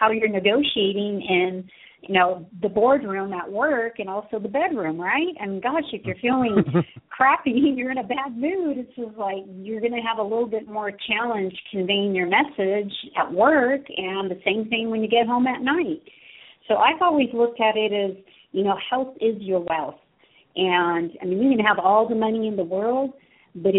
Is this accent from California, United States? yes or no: yes; Southern California, United States; I was born and raised in here in Southern California